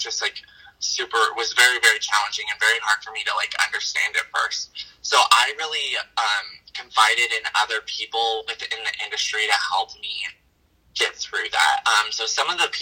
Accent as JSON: {"language": "English", "town": "Kirby", "region": "Wyoming", "country": "United States", "tie": "born or raised there", "also_born_or_lived": "Thermopolis, Wyoming", "said": "And I actually grew up in a town smaller than that. It was in Kirby, Wyoming"}